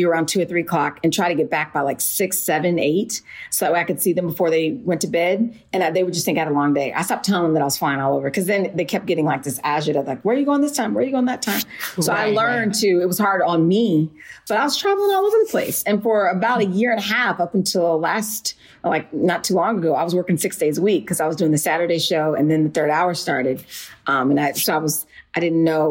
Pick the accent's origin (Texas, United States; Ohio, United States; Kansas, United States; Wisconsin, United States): Kansas, United States; Wichita; also born or lived in Philadelphia, Pennsylvania; now in New York, United States; I was born in Philly, but I was also raised in Wichita, Kansas.